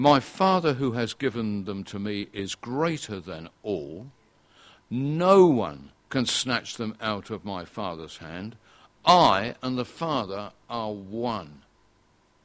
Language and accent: English; England, United Kingdom; we are English, British, whatever we are, and we're part of this nation